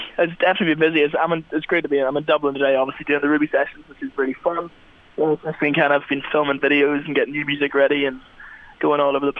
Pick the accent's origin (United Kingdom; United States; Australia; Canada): United Kingdom; Magherafelt, County Derry, Northern Ireland; now in London, United Kingdom; And I live over in London. I'm from Macclesfield in County Derry up north